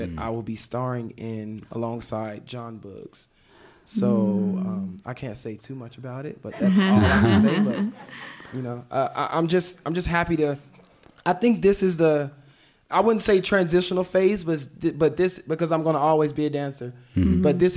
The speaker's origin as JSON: {"language": "English", "town": "Memphis", "region": "Tennessee", "country": "United States", "tie": "born or raised there", "also_born_or_lived": "Chicago", "said": "I was born in Chicago, but I was raised in Memphis. I was raised there since I was 8 years old."}